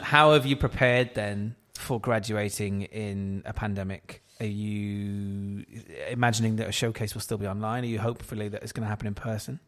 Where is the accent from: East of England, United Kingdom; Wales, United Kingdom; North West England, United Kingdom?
Wales, United Kingdom; South; we're both from South Wales